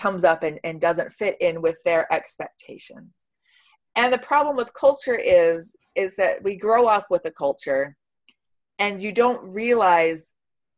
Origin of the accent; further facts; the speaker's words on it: United States; now in Switzerland; I'm American.